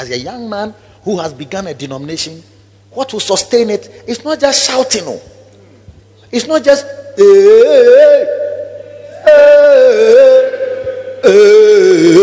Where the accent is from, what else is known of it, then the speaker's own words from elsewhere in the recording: Kumasi, Ashanti, Ghana; I used to live at Kwadaso Estate, and I walked to South Central so early, Kumasi City Council